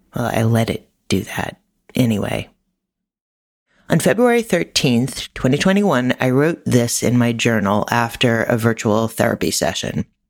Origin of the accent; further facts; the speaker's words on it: New York, United States; New York, my hometown